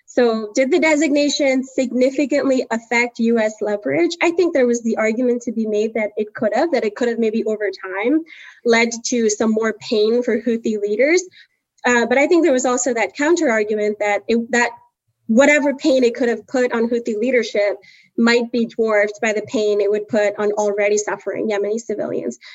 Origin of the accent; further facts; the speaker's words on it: South India, India; now in United States; I'm Indian, Southern Indian. And growing up in India